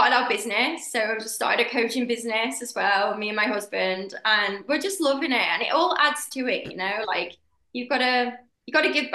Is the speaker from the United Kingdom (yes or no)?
yes; United Kingdom; I'm British